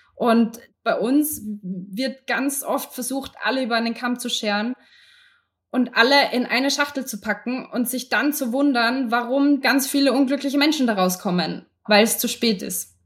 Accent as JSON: {"language": "German", "country": "Austria", "said": "ich kann jetzt nur für uns in Österreich sprechen"}